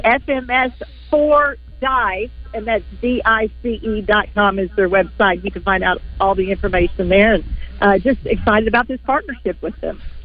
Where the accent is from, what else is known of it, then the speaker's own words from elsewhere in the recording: Pine Bluff, Arkansas, United States; growing up in Pine Bluff